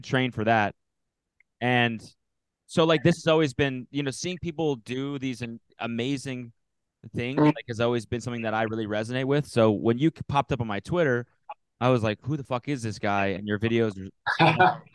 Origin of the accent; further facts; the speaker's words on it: Canada; I'm from Canada